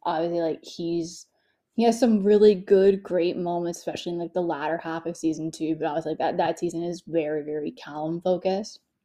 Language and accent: English; Canada; I'm Canadian